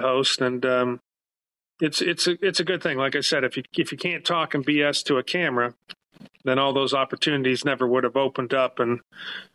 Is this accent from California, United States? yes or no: yes; Los Angeles, California, United States; I'm born and raised in San Fernando Valley, Northridge, California